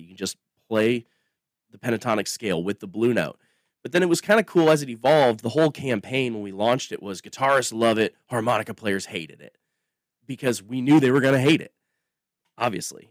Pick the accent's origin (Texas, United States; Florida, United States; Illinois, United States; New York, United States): Illinois, United States; across the river from Davenport, Iowa; moved away as an adult; now in Nashville, United States; I grew up on the Mississippi River in, uh, in a place that was a blues town